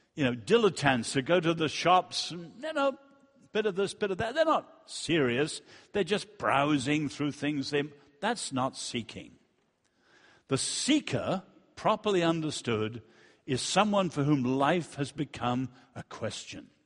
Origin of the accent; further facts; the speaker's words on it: China; moved away; also born or lived in Europe / United States; I was born in China and I've lived in Europe and the United States